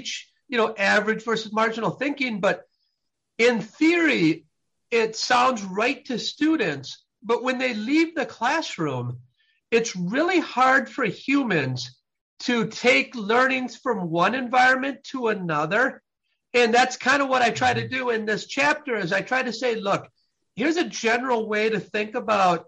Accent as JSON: {"language": "English", "region": "Midwest", "country": "United States", "tie": "born or raised there", "said": "I was raised in the Midwest"}